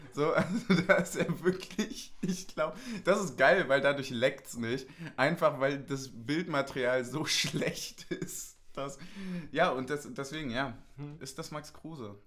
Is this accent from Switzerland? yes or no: no; Germany; als Deutscher mit blonden Haaren